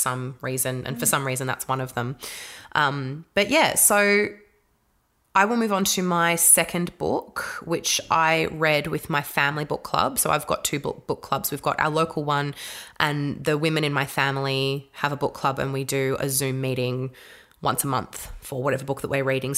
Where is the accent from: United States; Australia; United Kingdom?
Australia; a white Australian grown up to understand what that journey was like for the kids that I went to school